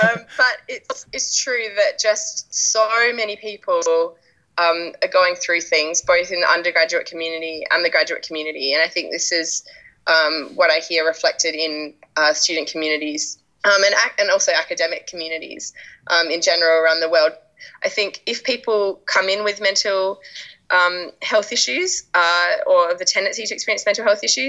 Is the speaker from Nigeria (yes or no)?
no; Australia; now in United Kingdom; people here mostly still think that I'm Australian until I talk to Australians who are living in Australia and then they're like, oh, yeah, I can definitely hear you've been spending time in England.